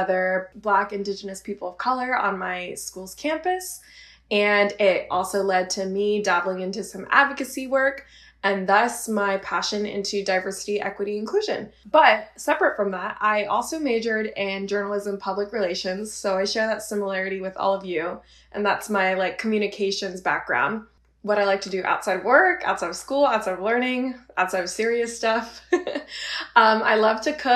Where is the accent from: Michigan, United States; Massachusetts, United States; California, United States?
California, United States; Bay Area; moved away as an adult; growing up in the Bay Area, that's a melting pot of multiple cultures.